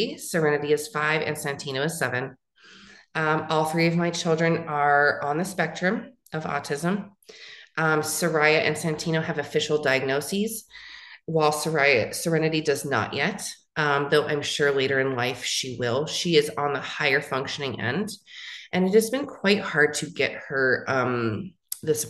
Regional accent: San Francisco Bay Area, California, United States; moved away as an adult; also born or lived in Los Angeles, California / Phoenix, Arizona; now in Tucson, United States; I am from California, from the Bay Area, born in San Francisco area, lived in different cities along in those in that Bay Area sector

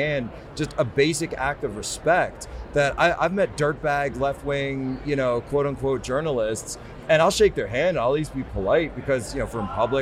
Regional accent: Philadelphia, Pennsylvania, United States; I'm from Philly

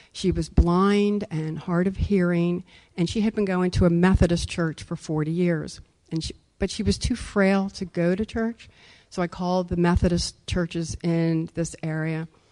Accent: Wilmington, Delaware, United States; I grew up in Wilmington, Delaware

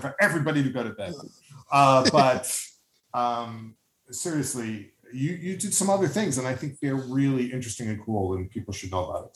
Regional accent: New York, United States; as a New Yorker

